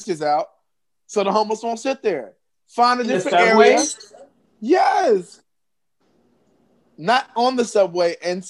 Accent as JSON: {"language": "English", "town": "New York City", "region": "New York", "country": "United States", "said": "living in New York and being a New Yorker"}